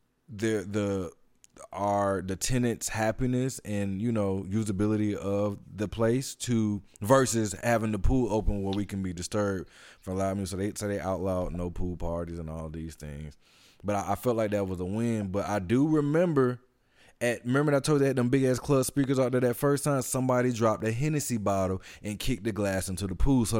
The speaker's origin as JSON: {"language": "English", "town": "Atlanta", "region": "Georgia", "country": "United States", "tie": "born or raised there", "said": "New York was the first place I felt outside of my hometown"}